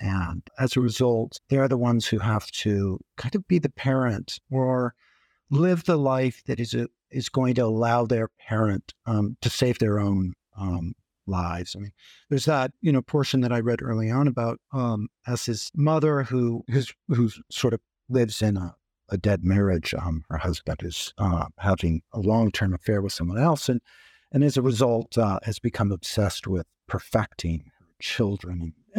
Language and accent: English; Intermountain West, United States; And I grew up in the Intermountain West too, which is a big place. You can't get away from it easily.